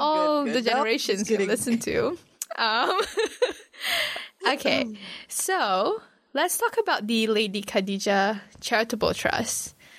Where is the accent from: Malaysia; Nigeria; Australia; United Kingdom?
Malaysia; now in New Zealand; as a Malaysian, we actually grew up with Bollywood movies because we have a lot of lots of Indians there as well.